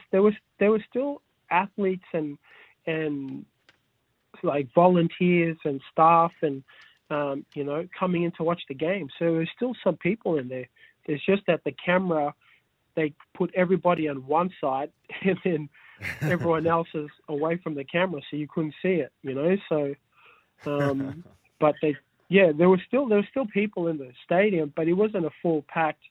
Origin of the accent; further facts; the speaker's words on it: Cairns, Queensland, Australia; also born or lived in Sydney / Fiji; I grew up in Cairns